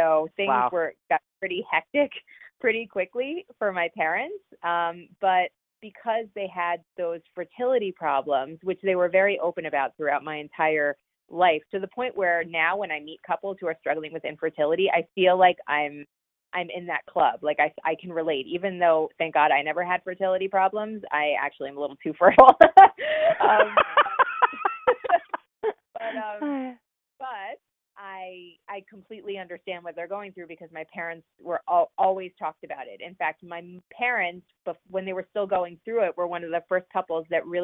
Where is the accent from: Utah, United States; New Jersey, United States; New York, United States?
New Jersey, United States; northern; also born or lived in Boston; So I grew up in northern New Jersey, about 30 minutes outside of Manhattan.